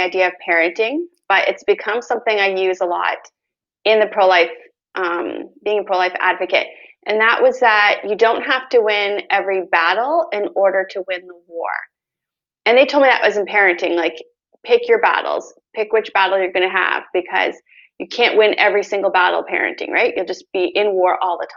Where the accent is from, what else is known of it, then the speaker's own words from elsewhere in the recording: Canada; also born or lived in United States; I'm from Canada.